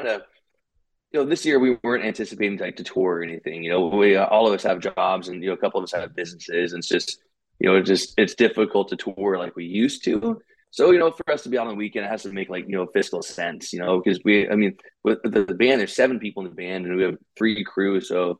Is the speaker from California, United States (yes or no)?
yes; California, United States; We're from Georgia, and me and Ben were from California originally, so we don't do well in snow.